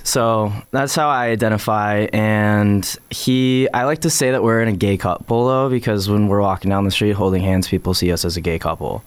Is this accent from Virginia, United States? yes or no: yes; Northern Virginia, United States; now in Richmond, United States; I grew up in Northern Virginia